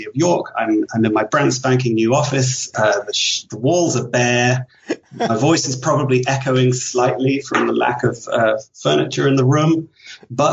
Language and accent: English; Leicester, East Midlands, United Kingdom; moved away as an adult; also born or lived in London / Ireland / Vancouver; I was born in London, grew up in Leicester, which is a small industrial town in the middle of England